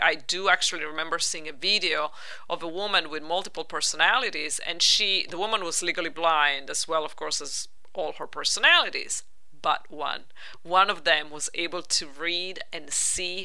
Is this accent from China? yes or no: no; Italy; moved away; growing up in Italy